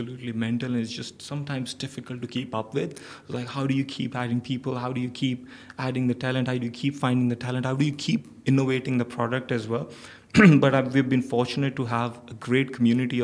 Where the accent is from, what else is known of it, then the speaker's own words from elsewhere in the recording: Pakistan; moved away as an adult; now in Dubai, United Arab Emirates; I come from Pakistan.